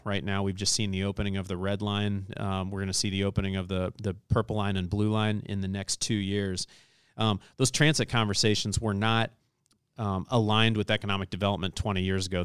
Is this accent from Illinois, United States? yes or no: yes; Southern Illinois, United States; now in Indianapolis, United States; I'm from Southern Illinois, married to a Californian.